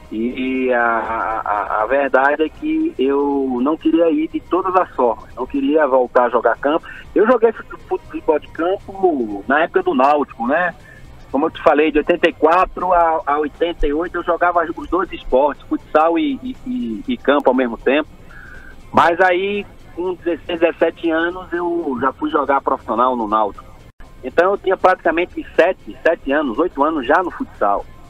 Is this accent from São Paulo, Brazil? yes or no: no; Recife, Pernambuco, Brazil; moved away; also born or lived in Rio Grande do Sul; Escola pública ali em Recife, que eu sou pernambucano.